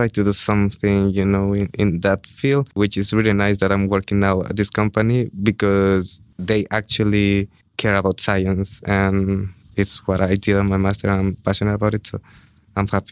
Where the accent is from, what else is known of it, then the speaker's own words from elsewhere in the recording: Ecuador; moved away as an adult; now in Budapest, Hungary; I'm from Ecuador